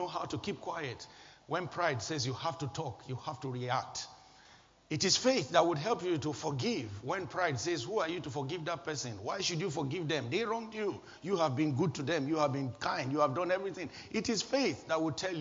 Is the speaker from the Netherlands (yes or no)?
no; Nigeria; moved away; my home country, Nigeria